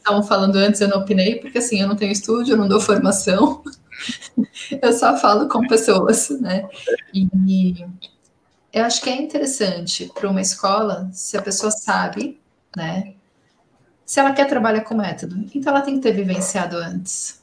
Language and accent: Portuguese; Brazil; first language Portuguese; Sendo bem caiçara